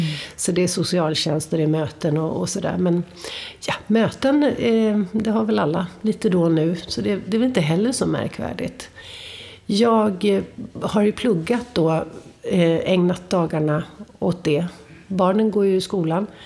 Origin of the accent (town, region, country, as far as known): Upplands Väsby, Stockholm County, Sweden